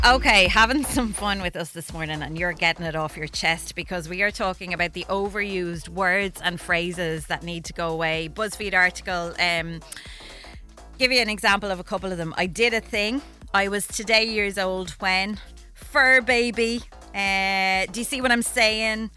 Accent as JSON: {"language": "English", "town": "Wexford", "region": "Leinster", "country": "Ireland", "said": "I'm from Wexford"}